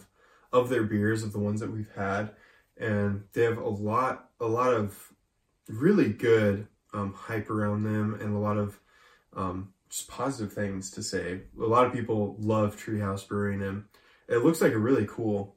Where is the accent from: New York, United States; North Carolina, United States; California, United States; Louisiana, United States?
California, United States; Sacramento; where we're from the Sacramento area